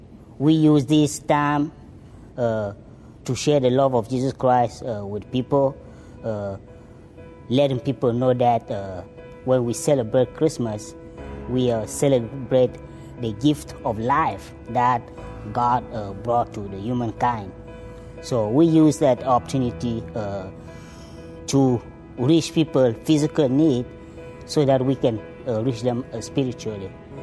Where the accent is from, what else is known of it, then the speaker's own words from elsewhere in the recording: Cameroon; English is a second language; now in Texas, United States; I'm not originally from Texas. I'm from Cameroon.